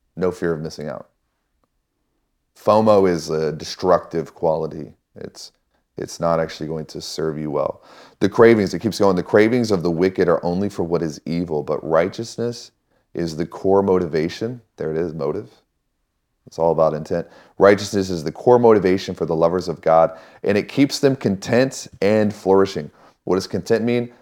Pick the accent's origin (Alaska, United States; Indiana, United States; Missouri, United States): Missouri, United States; I grew up in Missouri